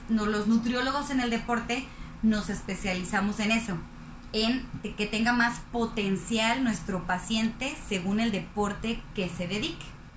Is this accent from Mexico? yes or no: yes; Zapopan, Jalisco, Mexico; now in Monterrey, Mexico; Soy foránea, soy de Guadalajara, Jalisco, de, específicamente de Zapopan, Jalisco.